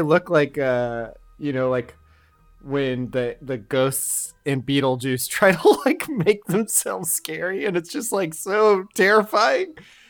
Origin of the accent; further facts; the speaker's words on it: California, United States; Yeah, you know, I'm from California.